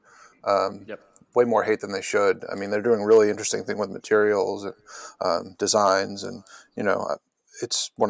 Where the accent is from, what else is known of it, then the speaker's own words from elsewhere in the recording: New York, United States; now in Massachusetts, United States; So I'm from New York originally, but I live in Massachusetts now